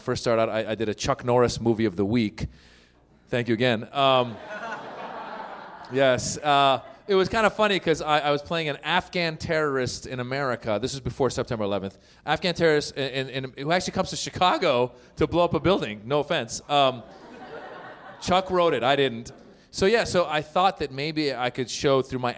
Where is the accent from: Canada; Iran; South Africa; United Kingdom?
Iran; now in Los Angeles, United States; I'm originally from Iran